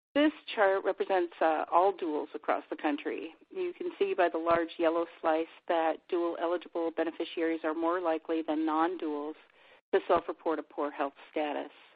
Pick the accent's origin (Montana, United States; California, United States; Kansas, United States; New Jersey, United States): Montana, United States; Where I grew up in Montana